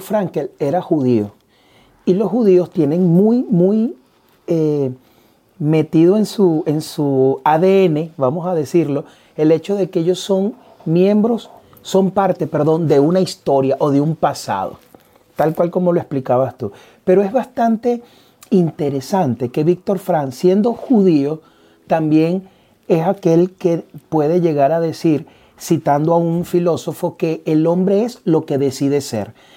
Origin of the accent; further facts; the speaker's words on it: Venezuela; moved away; a nosotros nos toca migrar y saber de que dejamos atrás a Venezuela. Pero yo decido vivir nuevamente en este sitio. Yo decido comenzar a, poner raíces en este sitio. Eh, me obligaron a salir de mi país